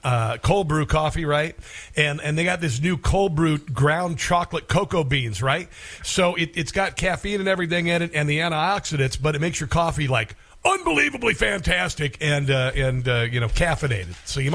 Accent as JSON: {"language": "English", "town": "Neola", "region": "Iowa", "country": "United States", "tie": "born or raised there", "said": "my hometown of Neola, Iowa"}